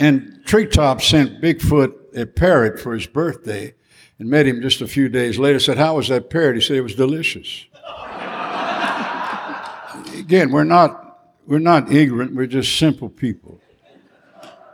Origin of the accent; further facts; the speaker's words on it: Southeast Louisiana, United States; We're raging Cajuns. We're Cajun